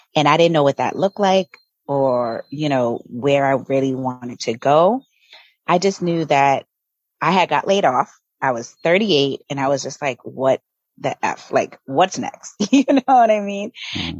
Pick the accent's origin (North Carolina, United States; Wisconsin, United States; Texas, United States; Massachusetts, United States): Massachusetts, United States; Boston; moved away as an adult; also born or lived in Virginia; now in Tulum, Mexico; So I'm originally from Boston, Massachusetts, born and raised